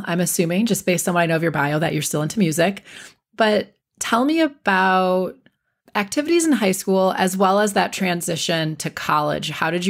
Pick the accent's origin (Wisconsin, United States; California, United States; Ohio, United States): Wisconsin, United States; So my family's all from South Carolina, and I'm the only one who, you know, grew up in the North. So growing up mostly in Wisconsin, so we'd go down to, you know, Columbia, South Carolina, or Spartanburg, South Carolina, and I was told I sounded funny and I talked too fast.